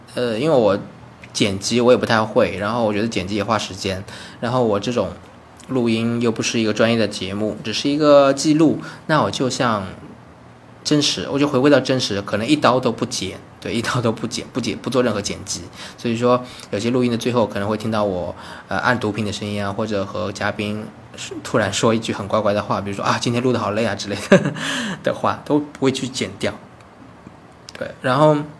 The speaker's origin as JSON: {"language": "Chinese", "country": "China", "also_born_or_lived": "Beijing", "moved": "as an adult", "lives_now": "Taiwan", "said": "我在台湾嘛，那 那，那我是大陆的人"}